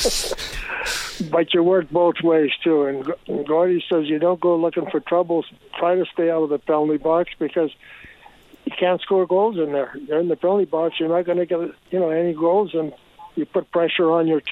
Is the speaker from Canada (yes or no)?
yes; Edmonton, Alberta, Canada; moved away; I'm from Edmonton. That's something I won't forget, you know, myself either, because that's where I grew up, and that's where I got to play hockey.